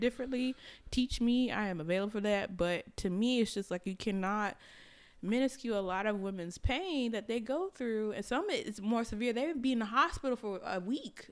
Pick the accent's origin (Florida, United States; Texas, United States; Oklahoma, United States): Florida, United States; moved away; I'm from Florida